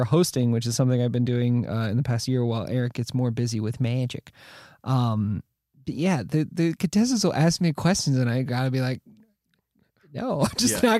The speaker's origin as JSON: {"language": "English", "town": "Dayton", "region": "Ohio", "country": "United States", "tie": "born or raised there", "said": "I grew up around Dayton"}